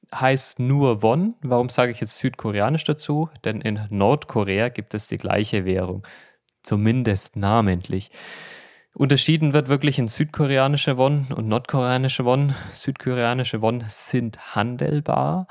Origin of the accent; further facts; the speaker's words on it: Germany; moved away as an adult; now in Seoul, South Korea; als Deutscher